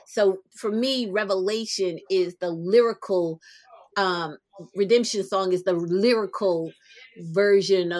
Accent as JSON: {"language": "English", "region": "New Jersey", "country": "United States", "tie": "born or raised there", "also_born_or_lived": "South America", "said": "I grew up in Jersey. Born in South America, grew up in Jersey"}